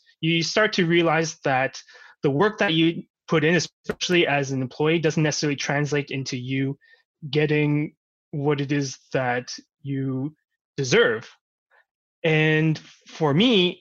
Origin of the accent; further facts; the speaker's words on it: Vancouver, British Columbia, Canada; I grew up in Vancouver for pretty much my entire life.